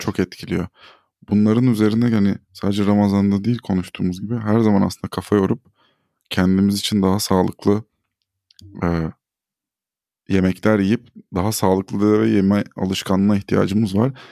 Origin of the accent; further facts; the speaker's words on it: Turkey; Burada doğup burada büyüdük.